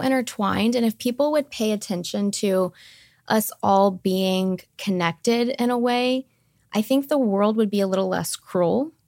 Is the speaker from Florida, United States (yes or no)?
no; Fairfield, Ohio, United States; moved away as an adult; now in Scottsdale, United States; I grew up in Fairfield, Ohio